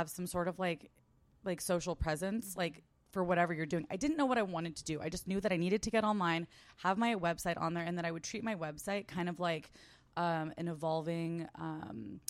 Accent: San Diego, California, United States; moved away as an adult; also born or lived in Arizona; now in New York, United States; I grew up in San Diego. I didn't move to New York until I was 27

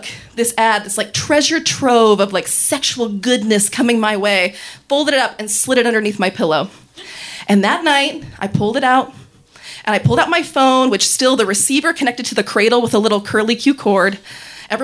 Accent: Reno, Nevada, United States; I'm from Reno, Nevada.

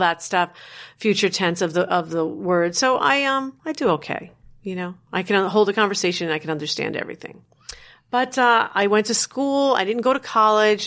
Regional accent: Paterson, New Jersey, United States; born and raised in New Jersey

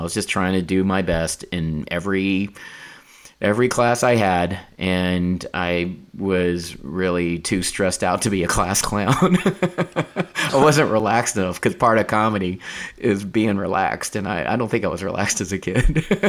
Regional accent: North Carolina, United States; I grew up in North Carolina

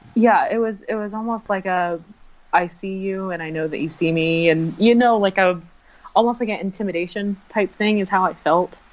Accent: Florida, United States; I'm from Florida

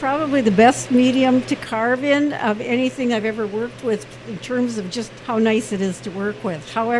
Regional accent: Minneapolis, Minnesota, United States; moved away as an adult; now in California, United States; I'm from Minnesota originally, Minneapolis, but I now live in California. I have for the last 16 years.

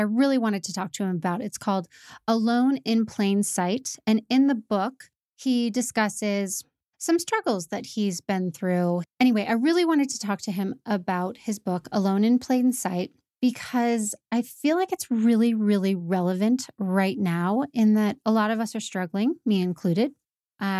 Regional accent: Indiana, United States; I was born in Indiana

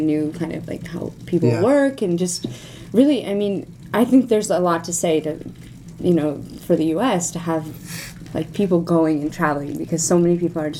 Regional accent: United States; now in Moscow, Russia; the weird American in the company

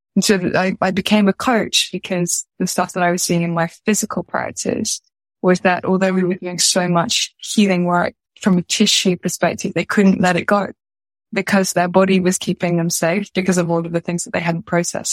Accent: United Kingdom; I'm a British movement teacher

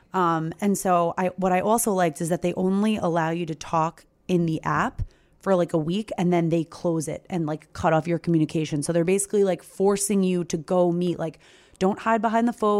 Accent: Long Island, New York, United States; I'm from Long Island

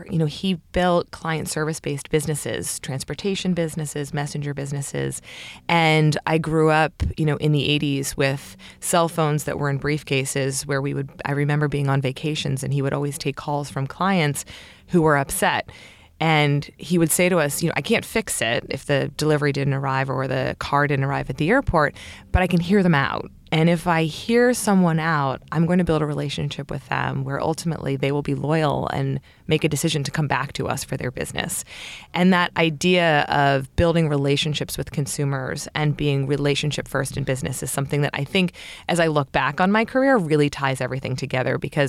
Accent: Baltimore, Maryland, United States; I grew up in Baltimore, Maryland, and my father started a couple of companies, all based out of Washington, D.C.

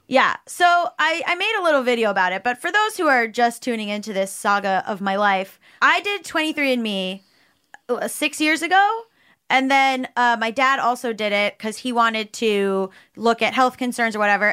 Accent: South Florida, United States; we grew up in South Florida

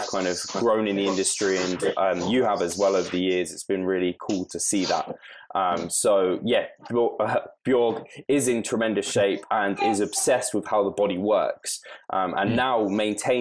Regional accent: United Kingdom; I'm proper British and can't actually do any other kind of languages at all

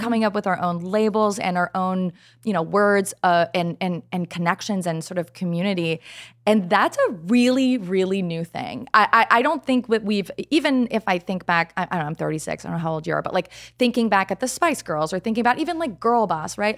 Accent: Canada; moved away as an adult; now in United States; I'm Canadian, and I just moved to the States

